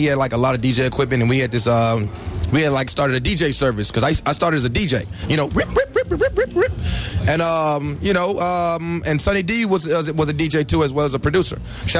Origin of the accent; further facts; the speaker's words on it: Memphis, Tennessee, United States; I love Memphis. It's my hometown.